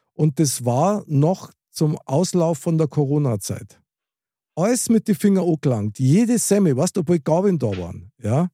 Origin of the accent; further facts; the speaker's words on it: Germany; als Deutscher